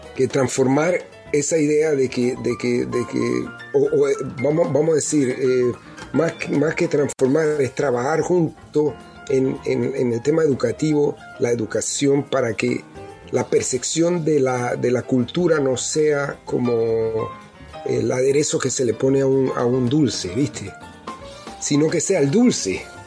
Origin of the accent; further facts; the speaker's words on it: Panama City, Panama; moved away as an adult; now in United States; yo crecí en, en Pueblos Nuevos, en Pueblo Nuevo, en Calle Tercera, y después nos mudamos para Altos de Cerro Viento, donde fue que pasé mi etapa de los 10 hasta allá, que me fui, que me vine a Estados Unidos